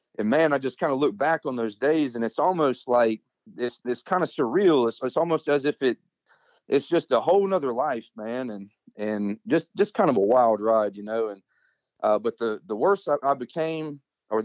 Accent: Georgia, United States; also born or lived in Mississippi; my mother, my sister, and I, we moved from Mississippi here to Georgia

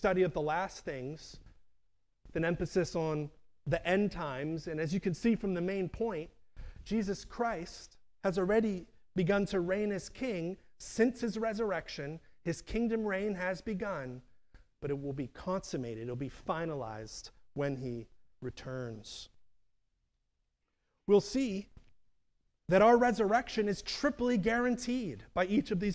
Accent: Pittsburgh, Pennsylvania, United States; now in Chester County, United States; I grew up near Homestead, a neighborhood in Pittsburgh

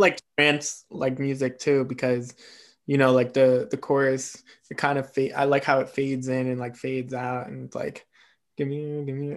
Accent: East Coast, United States; I'm an East Coaster

